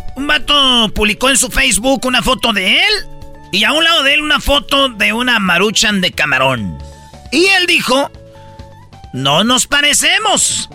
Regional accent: Michoacán, Mexico; yo soy de Michoacán

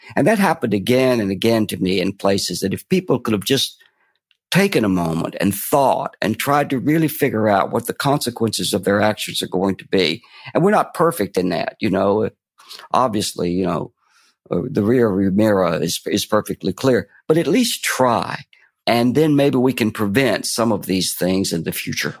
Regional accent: Fort Payne, Alabama, United States; I was brought up in the Appalachian foothills of Fort Payne, Alabama

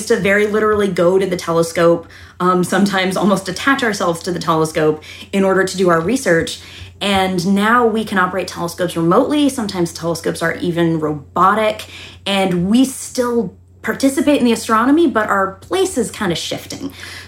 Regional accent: Taunton, Massachusetts, United States; Taunton, Massachusetts, so about an hour south of Boston.

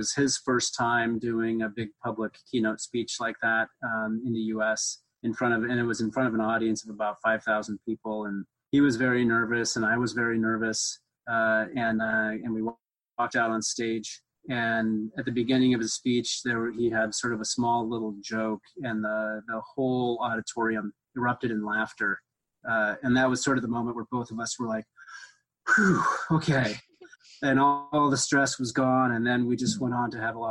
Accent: Seattle, Washington, United States; I grew up in Seattle

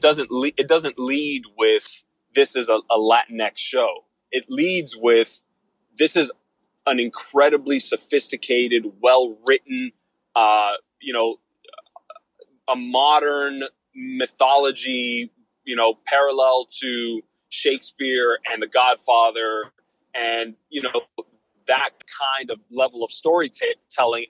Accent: Miami, Florida, United States; Miami, Florida, my hometown

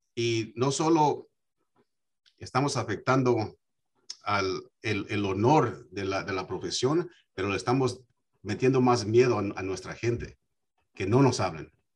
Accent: United States; yo me crié aquí en los Estados Unidos

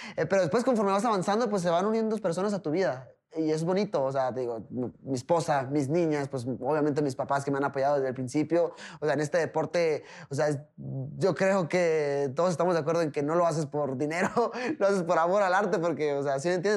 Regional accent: Tijuana, Baja California, Mexico; soy mexicano, pero pues Tijuana no tiene alturas a nivel del mar

